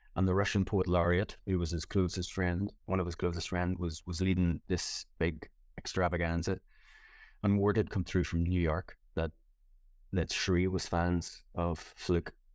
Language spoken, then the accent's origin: English; Ireland; moved away; it was always a big deal for me coming back home. and doing gigs in Ireland